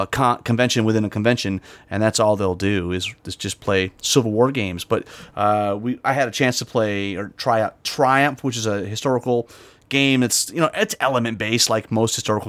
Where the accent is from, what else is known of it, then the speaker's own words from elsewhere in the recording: Michigan, United States; moved away; I'm from Michigan originally